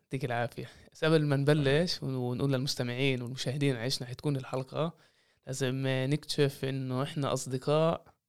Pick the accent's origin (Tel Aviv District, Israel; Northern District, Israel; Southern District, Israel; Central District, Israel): Tel Aviv District, Israel; Jaffa; وانا من يافا والقصص اللي ربينا عليها بهاي المناطق